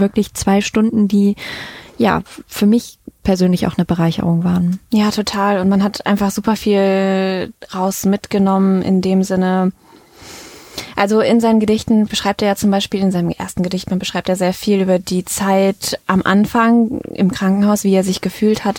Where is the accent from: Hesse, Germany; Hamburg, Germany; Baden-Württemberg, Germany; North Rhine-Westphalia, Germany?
North Rhine-Westphalia, Germany; Mettmann; also born or lived in Düsseldorf; ich bin ja in Mettmann aufgewachsen